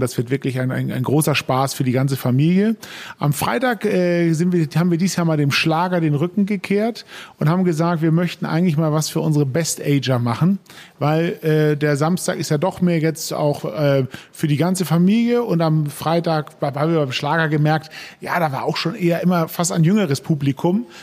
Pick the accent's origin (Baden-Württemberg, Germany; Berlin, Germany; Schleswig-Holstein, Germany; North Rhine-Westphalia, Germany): Schleswig-Holstein, Germany; Hennstedt; ich habe in Dithmarschen größte Teile meiner, meiner Kindheit in Hennstedt verbracht